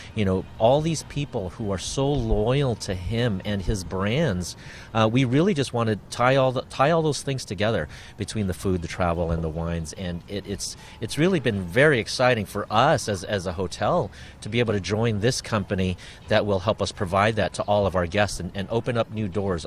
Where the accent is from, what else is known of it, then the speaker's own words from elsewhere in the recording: San Diego, California, United States; I grew up in San Diego